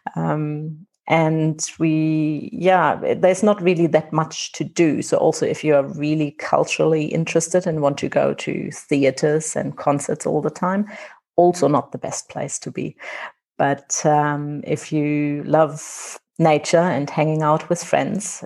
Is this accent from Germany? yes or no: yes; Germany; accent: German; now in Windhoek, Namibia; I'm not Namibian, I'm German.